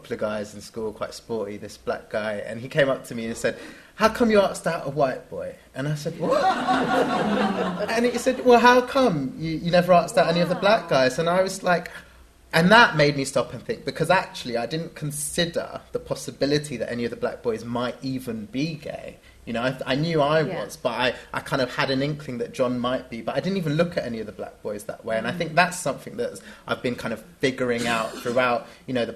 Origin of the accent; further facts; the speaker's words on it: London, United Kingdom; growing up in London and being in the UK